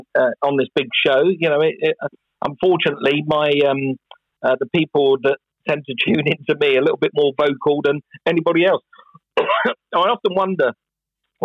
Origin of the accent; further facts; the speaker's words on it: England, United Kingdom; moved away as an adult; also born or lived in Los Angeles, United States; I'm an Englishman. I live in England and I still pay my taxes in England. My family is still there. My home is still there.